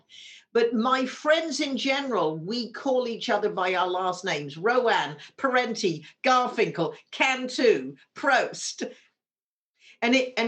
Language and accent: English; Wimborne, South West England, United Kingdom; now in San Francisco, United States; when we were growing up in Wimborne, Dorset, in the south of England